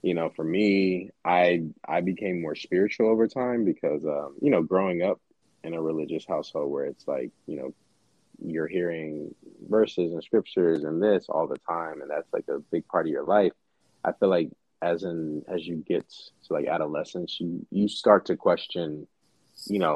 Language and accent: English; Dallas, Texas, United States; also born or lived in Silver Spring, Maryland / Pittsburgh; Dallas raised me. Like, I call Dallas home